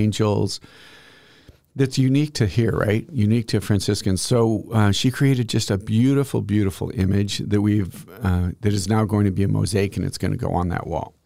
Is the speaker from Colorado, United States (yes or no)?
yes; northeast Colorado, United States; moved away; I'm obviously from Colorado, but northeast Colorado